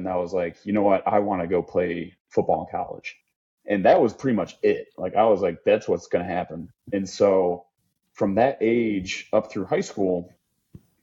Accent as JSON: {"language": "English", "region": "Michigan", "country": "United States", "moved": "yes", "said": "I'm from Michigan originally"}